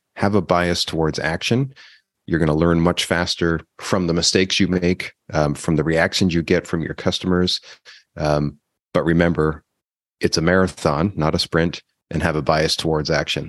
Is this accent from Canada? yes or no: yes; Canada; I'm from Canada